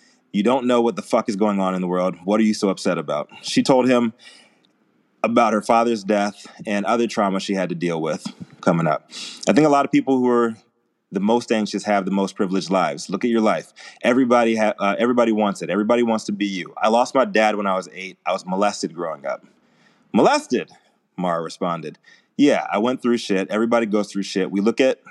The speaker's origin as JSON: {"language": "English", "region": "Virginia", "country": "United States", "tie": "born or raised there", "said": "where I grew up in Virginia, everybody chews tobacco."}